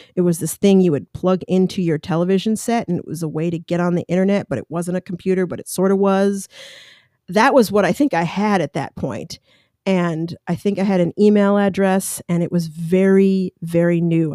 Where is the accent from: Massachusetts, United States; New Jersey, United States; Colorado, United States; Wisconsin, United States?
Colorado, United States; moved away as an adult; also born or lived in Long Island, New York / New York City; now in California, United States; Growing up in Colorado, I love mountains, even living in California.